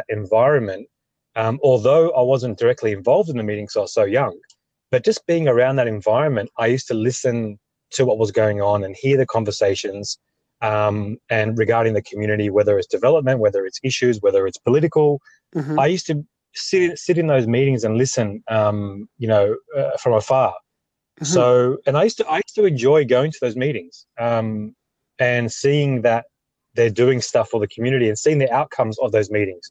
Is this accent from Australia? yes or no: yes; Australia; I am Australian born, father